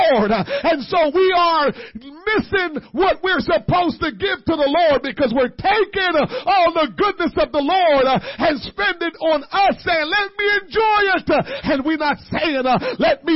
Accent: United States; as an American people

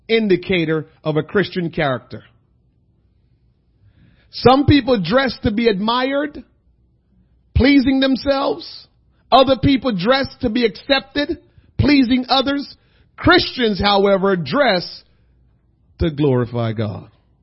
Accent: Jamaica; also born or lived in New Jersey; now in United States; being a Jamaican guy living in America, and I had Jamaican friends and American friends

